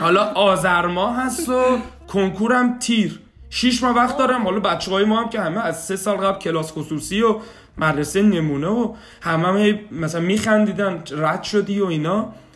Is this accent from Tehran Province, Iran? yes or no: no; Shiraz, Fars, Iran; moved away as an adult; now in Kitchener-Waterloo, Canada; 32 سالم سال 67 به دنیا اومدم اهل شیراز هستم